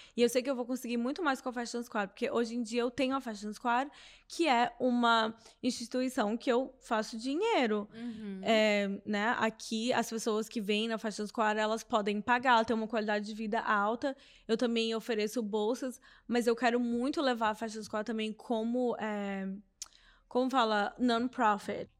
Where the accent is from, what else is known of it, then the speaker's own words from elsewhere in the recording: Brazil; moved away; Eu cresci numa cidade pequena no Brasil, em Nanu, que é divisa com a Bahia